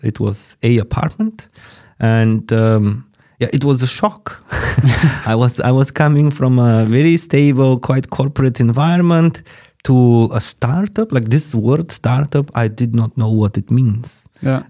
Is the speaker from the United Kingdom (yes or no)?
no; Bulgaria; moved away as an adult; now in Germany; my home country is Bulgaria. Um, I also can say that Germany is now my country because I've been living here for 11 years